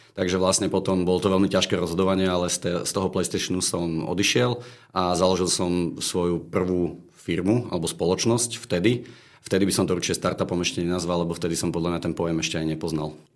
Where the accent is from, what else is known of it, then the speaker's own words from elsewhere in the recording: Bratislava, Bratislava Region, Slovakia; Som z Bratislavy